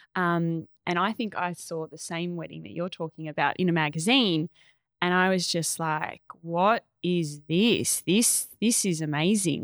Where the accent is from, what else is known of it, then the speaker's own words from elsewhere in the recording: Echuca, Victoria, Australia; I grew up in a Chuka, so country town right on the Murray